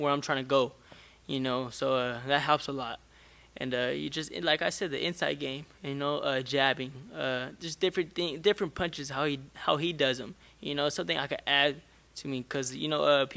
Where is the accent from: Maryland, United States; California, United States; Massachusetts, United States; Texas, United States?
California, United States; Stockton; I come from Stockton, California